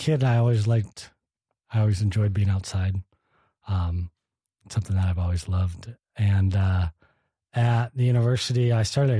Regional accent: Kalamazoo, Michigan, United States; Well, I'm from Michigan originally. I grew up in southwest Michigan, a town called Kalamazoo.

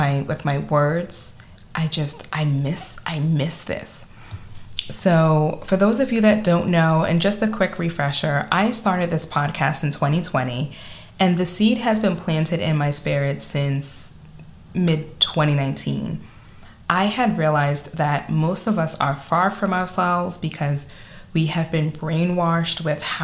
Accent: New York City, New York, United States; accent: Staten Island; my Staten Island accent

